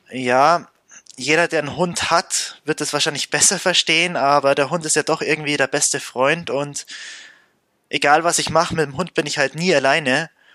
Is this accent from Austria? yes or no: no; Bavaria, Germany; bei uns in Bayern